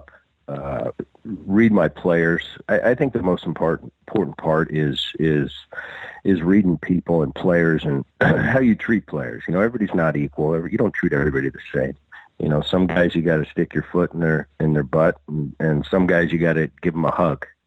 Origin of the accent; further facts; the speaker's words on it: Philadelphia, Pennsylvania, United States; I grew up in Philly and my dad played for the Phillies, you know, through the 70s.